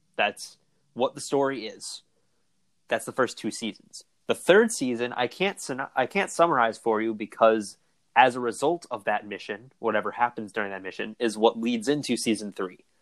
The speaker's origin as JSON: {"language": "English", "area": "near Chicago", "region": "Illinois", "country": "United States", "tie": "born or raised there", "said": "I grew up near Chicago"}